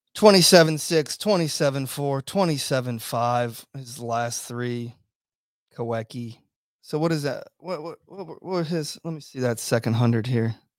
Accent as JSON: {"language": "English", "town": "Virginia Beach", "region": "Virginia", "country": "United States", "tie": "born or raised there", "said": "in my hometown, we got the biggest naval base in the whole entire world."}